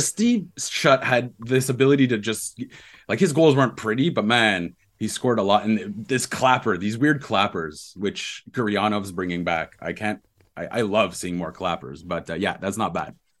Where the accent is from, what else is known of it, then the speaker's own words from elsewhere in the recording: Ontario, Canada; I grew up in Ontario